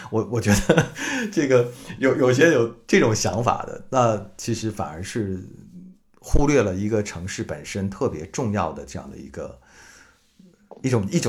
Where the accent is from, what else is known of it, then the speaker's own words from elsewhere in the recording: Hangzhou, Zhejiang, China; also born or lived in northern China; 我从我在北方待了这么多年，然后回到我的老家南方，我觉得杭州对我来说像是一个全新的城市。我说我是一个，嗯，来旅游的本土人，来旅游的本地人，就我可以说地道的杭州话